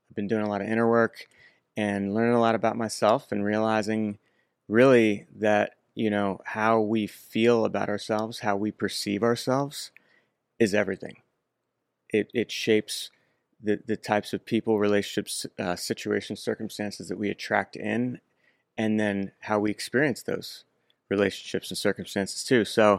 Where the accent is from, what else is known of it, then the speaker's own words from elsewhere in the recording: Wayne, New Jersey, United States; Originally Wayne, New Jersey.